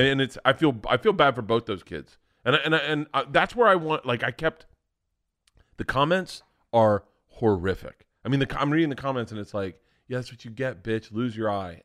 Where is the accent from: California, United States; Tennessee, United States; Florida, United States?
Florida, United States; growing up in Florida, you were always ended up on a beach